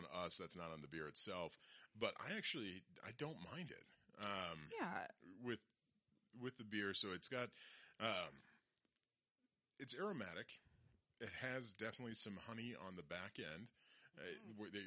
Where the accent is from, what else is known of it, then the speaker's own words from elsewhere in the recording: Loveland, Colorado, United States; Growing up in Loveland